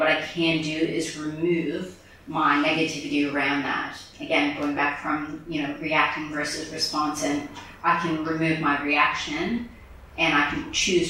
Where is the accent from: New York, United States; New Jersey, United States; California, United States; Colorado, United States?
New York, United States; Bronx; People think I'm from Jersey. I'm like, yo, I'm from the Bronx. What are you talking about?